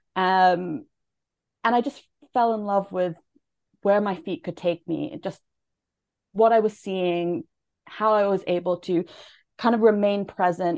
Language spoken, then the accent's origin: English; Canada; moved away; I'm from Canada originally.